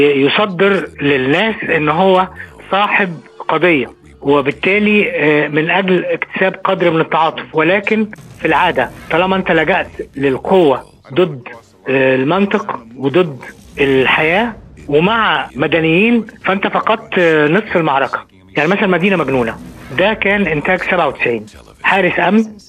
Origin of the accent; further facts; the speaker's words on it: Cairo, Cairo Governorate, Egypt; عندنا في القاهره